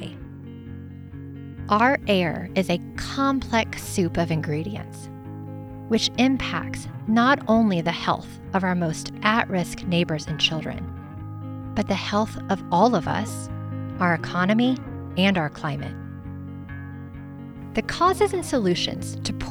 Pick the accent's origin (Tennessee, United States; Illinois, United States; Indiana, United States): Indiana, United States; moved away as an adult; now in Colorado, United States; I grew up in a rural part of Indiana, surrounded by farmland and forest